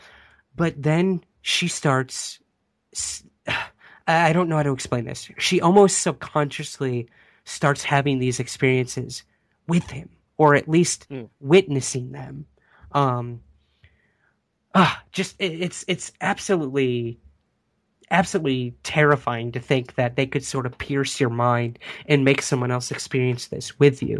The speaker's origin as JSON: {"language": "English", "town": "Syracuse", "region": "New York", "country": "United States", "tie": "born or raised there", "said": "right outside Syracuse, New York, which is actually my hometown"}